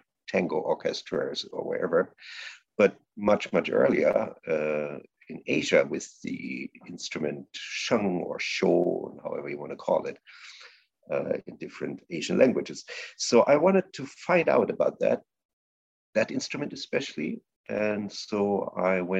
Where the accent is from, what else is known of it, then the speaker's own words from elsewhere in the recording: close to Saarbrücken, Saarland, Germany; my hometown, close to Saarbrücken.